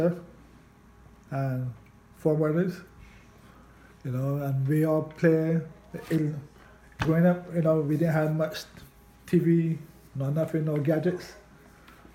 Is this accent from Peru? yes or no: no; Barbados; moved away as an adult; now in Canada; I grew up in a small country, Barbados